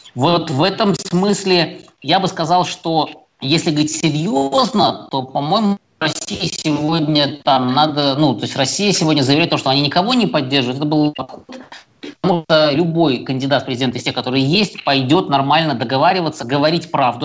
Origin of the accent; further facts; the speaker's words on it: Belarus; мы, белорусы, с ним эти 26 лет э, прожили